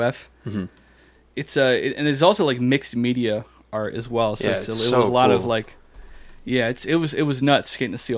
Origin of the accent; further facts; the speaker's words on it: Connecticut, United States; now in Florida, United States; I'm from Connecticut